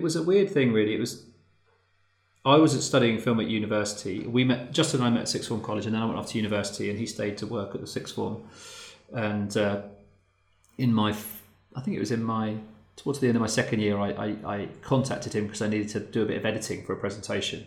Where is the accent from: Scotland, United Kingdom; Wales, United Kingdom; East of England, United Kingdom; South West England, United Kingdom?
East of England, United Kingdom; Luton; I'm from Luton